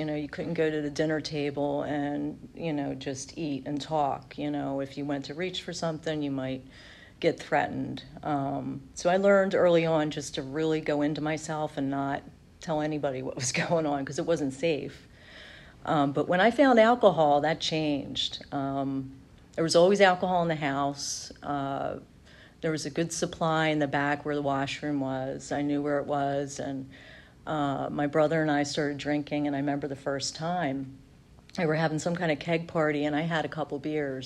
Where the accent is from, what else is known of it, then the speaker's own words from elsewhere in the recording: outside of Philadelphia, Pennsylvania, United States; I grew up outside of Philly.